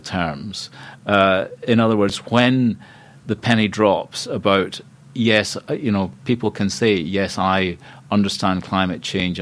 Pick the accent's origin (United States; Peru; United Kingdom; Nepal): United Kingdom; Scotland; moved away as an adult; also born or lived in Cambridge, England; I'm Scottish. I like living in Scotland